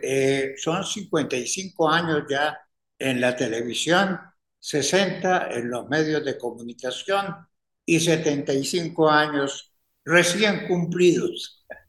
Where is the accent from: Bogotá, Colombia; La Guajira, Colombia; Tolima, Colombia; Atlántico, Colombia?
Tolima, Colombia; Ibagué; moved away as an adult; also born or lived in Bogotá; me había venido del Ibagué, mi tierra natal